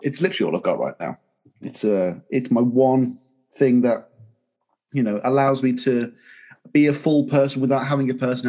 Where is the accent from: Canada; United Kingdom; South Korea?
United Kingdom; Birmingham, West Midlands; if he plays in the UK. Because he never comes to my hometown.